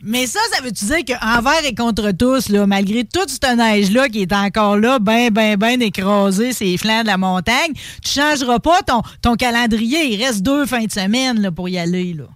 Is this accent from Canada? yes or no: yes; Saint-Léonard-d'Aston, Quebec, Canada; je viens de Saint-Léonard d'Aston